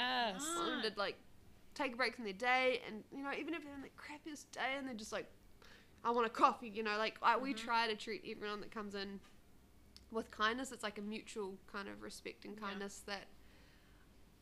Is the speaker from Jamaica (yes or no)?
no; New Zealand; also born or lived in Detroit, Michigan; I'm from New Zealand